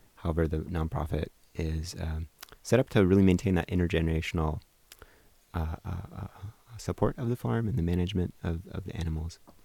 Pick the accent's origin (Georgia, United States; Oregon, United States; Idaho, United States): Oregon, United States; Portland; also born or lived in Colorado / Hawaii; I grew up in South Portland